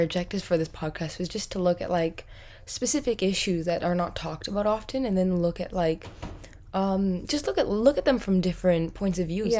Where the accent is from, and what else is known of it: Lower Mainland, Western Canada, British Columbia, Canada; born or raised there